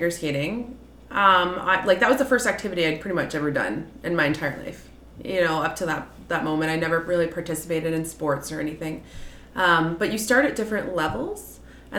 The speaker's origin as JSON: {"language": "English", "town": "Charlottetown", "region": "Prince Edward Island", "country": "Canada", "tie": "born or raised there", "moved": "as an adult", "lives_now": "Red Deer, Canada", "said": "I'm born and raised in Prince Edward Island, Charlottetown, Prince Edward Island."}